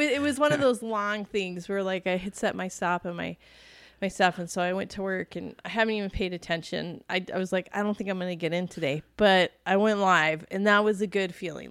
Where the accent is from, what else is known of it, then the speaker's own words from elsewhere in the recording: East Coast, United States; moved away; growing up on the East Coast